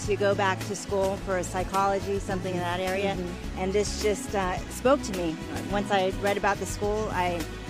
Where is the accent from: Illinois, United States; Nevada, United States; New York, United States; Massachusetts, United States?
Nevada, United States; Las Vegas; I'm from Las Vegas, Nevada